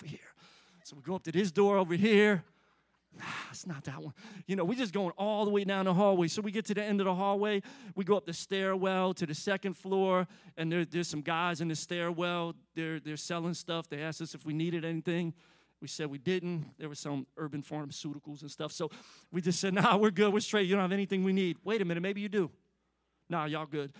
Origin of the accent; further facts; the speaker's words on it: Philadelphia, Pennsylvania, United States; now in Atlanta, United States; I grew up in Philly